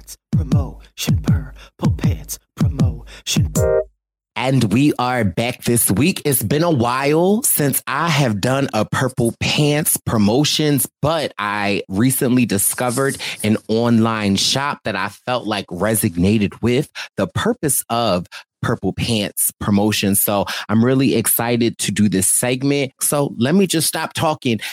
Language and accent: English; Philadelphia, Pennsylvania, United States; I'm from Philly.